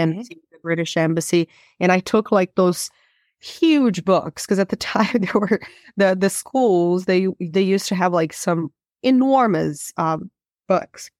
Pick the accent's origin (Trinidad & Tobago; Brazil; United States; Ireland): Brazil; moved away as an adult; I am originally from Brazil, and, um, I did get to grow up most of my life in Brazil